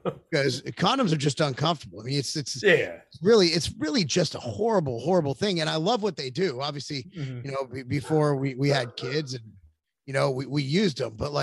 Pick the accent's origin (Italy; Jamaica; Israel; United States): United States; I'm an American